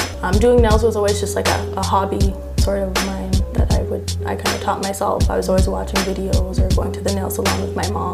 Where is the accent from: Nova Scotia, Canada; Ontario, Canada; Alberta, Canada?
Ontario, Canada; Toronto; also born or lived in Montreal, Quebec; I moved out to Scarborough when I was about six, seven